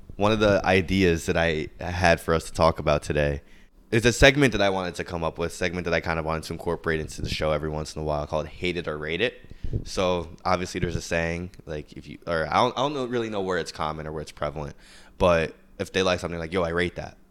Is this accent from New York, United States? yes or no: yes; New York, United States; as a New Yorker